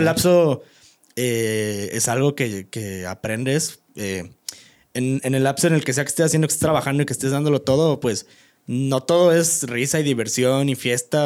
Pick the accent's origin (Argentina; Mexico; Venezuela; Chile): Mexico; Guanajuato; moved away; soy orgulloso de ser de, como fue Guanajuato, Pueblo Mágico